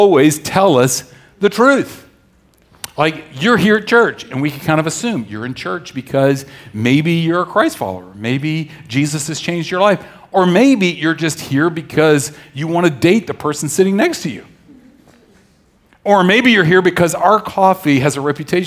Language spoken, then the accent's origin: English; the South, United States; I grew up in the South